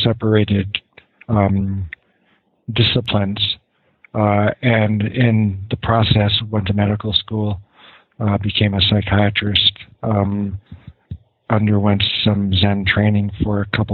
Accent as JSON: {"language": "English", "town": "Los Angeles", "region": "California", "country": "United States", "tie": "born or raised there", "said": "I was born in Los Angeles to a middle-class family"}